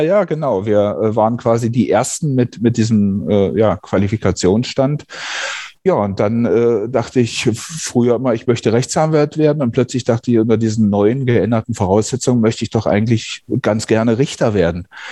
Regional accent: southern Brandenburg, Germany; now in North Rhine-Westphalia, Germany; in der Kreisstadt äh, heute Südbrandenburg, in der ich aufgewachsen bin

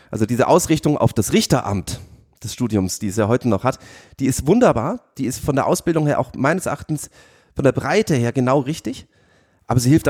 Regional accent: Munich, Bavaria, Germany; Über ein paar Ausflüge, unter anderem nach London, bin ich dann in meine alte Heimat nach München zurückgekommen

